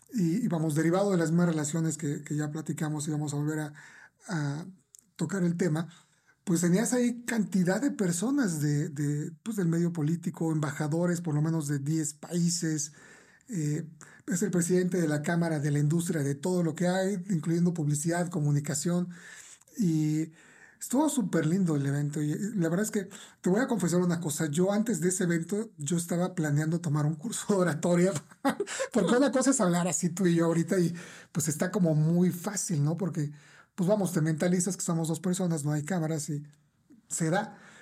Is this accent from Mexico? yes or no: yes; Mexico; nuestra cultura como mexicanos